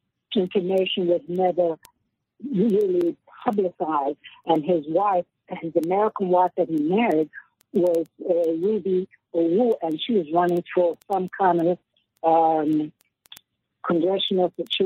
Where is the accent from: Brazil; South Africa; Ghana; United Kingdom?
Ghana; also born or lived in Harlem, New York; now in United States; I'm from Ghana.